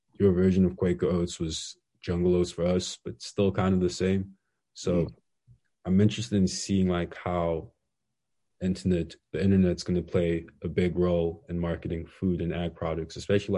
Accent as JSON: {"language": "English", "country": "Zambia", "tie": "born or raised there", "moved": "yes", "said": "Being from Zambia, like especially like growing up in Zambia"}